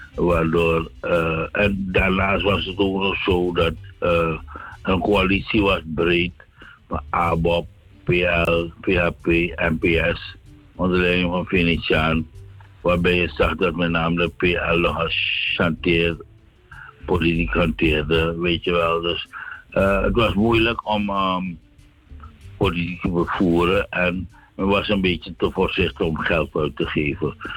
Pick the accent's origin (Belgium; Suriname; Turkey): Suriname; moved away as an adult; also born or lived in Netherlands; Suriname eh, is mijn geboorteland